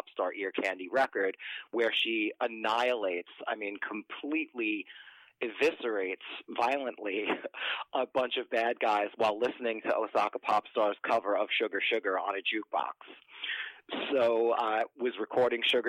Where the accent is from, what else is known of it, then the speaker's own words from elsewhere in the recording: New Jersey, United States; moved away as an adult; also born or lived in New York; I was born and raised in New Jersey, and then I moved to New York in my early 20s